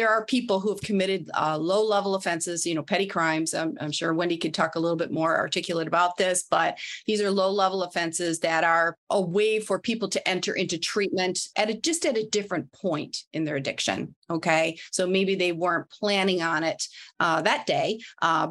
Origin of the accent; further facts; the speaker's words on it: Midwest, United States; moved away; I'm from the Midwest